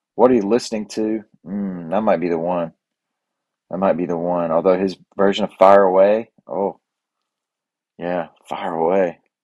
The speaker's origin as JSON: {"language": "English", "country": "United States", "said": "I'm from Cleveland County."}